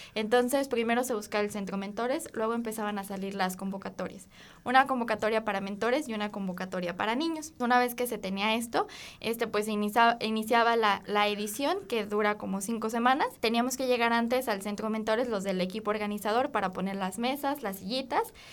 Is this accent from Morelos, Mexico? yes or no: no; Guanajuato, Mexico; yo soy de Guanajuato Capital.